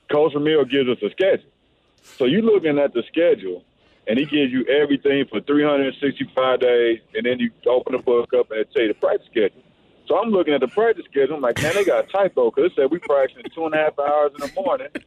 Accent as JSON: {"language": "English", "region": "Missouri", "country": "United States", "said": "the opportunity for me to play in my home state, uh, two hours from home."}